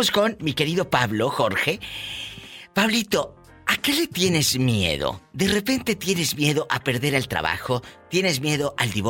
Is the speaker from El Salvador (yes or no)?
yes; El Salvador; moved away as an adult; Del Salvador.